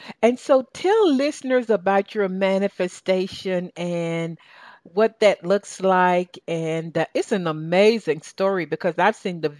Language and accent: English; Southern United States, United States; accent: Southern; You know, between your English accent and my Southern accent, we understand each other, right, baby?